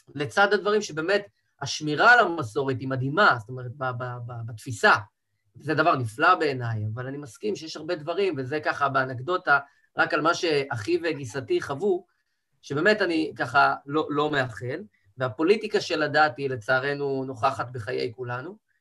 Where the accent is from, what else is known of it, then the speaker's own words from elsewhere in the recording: Rehovot, Central District, Israel; now in Tel Aviv, Israel; גדלתי בבית דתי, ציונות דתית, מבחני עליו, מרחובות